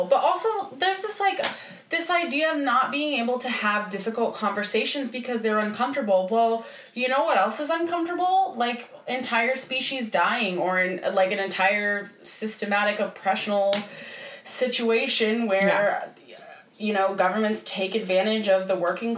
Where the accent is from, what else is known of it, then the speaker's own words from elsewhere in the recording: Ohio, United States; moved away; also born or lived in Florida; I grew up in Ohio and the area I grew up in was pretty conservative